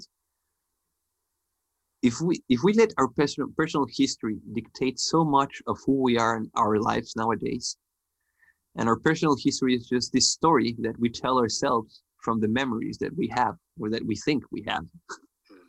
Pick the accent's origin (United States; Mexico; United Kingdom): Mexico; northern Mexico; I was born in Mexico